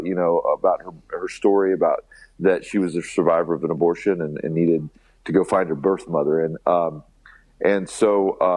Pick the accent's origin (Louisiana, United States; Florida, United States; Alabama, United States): Alabama, United States; we're kids from Alabama